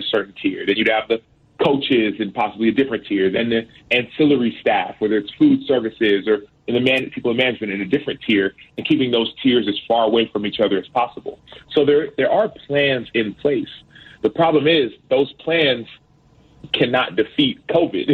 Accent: Dallas, Texas, United States; the school that I went to in first and second grade, it was in a predominantly black neighborhood in South Oak Cliff in Dallas

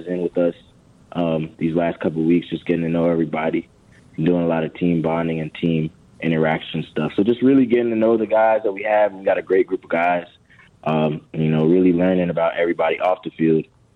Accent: Florida, United States; moved away as an adult; also born or lived in Kansas / Virginia; now in Chicago, United States; I'm from Florida

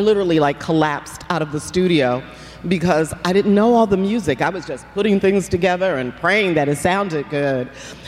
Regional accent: New York City, New York, United States; moved away; I grew up in New York, in the Bronx and Harlem.

